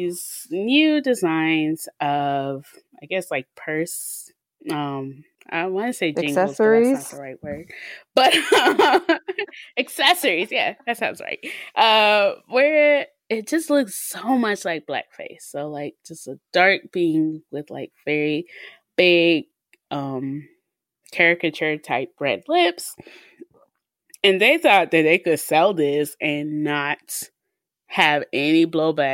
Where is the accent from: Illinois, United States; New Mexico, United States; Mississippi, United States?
Mississippi, United States; we're from Mississippi.